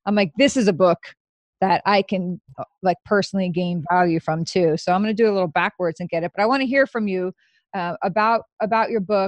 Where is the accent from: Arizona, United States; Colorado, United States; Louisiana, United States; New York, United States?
New York, United States; I'm from New York too